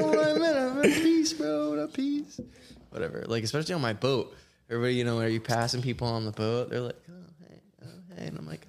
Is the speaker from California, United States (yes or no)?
no; West Palm Beach, Florida, United States; born or raised there